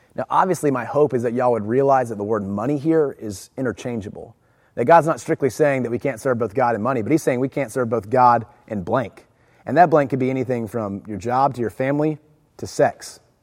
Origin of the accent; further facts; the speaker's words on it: Jacksonville, Florida, United States; I grew up in Jacksonville. I went from San Pablo to Fletcher Middle School to Fletcher High School, on to the University of Florida.